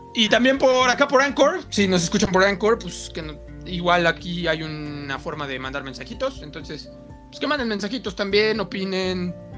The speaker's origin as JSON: {"language": "Spanish", "country": "Mexico", "said": "soy mexicano"}